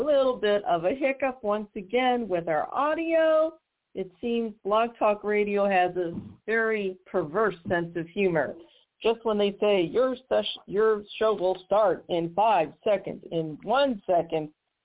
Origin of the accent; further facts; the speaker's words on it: Missouri, United States; my home state, Missouri